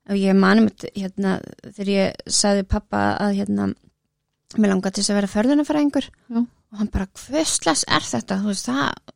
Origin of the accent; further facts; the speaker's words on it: Reykjavík, Capital Region, Iceland; ég er á breyðaldinu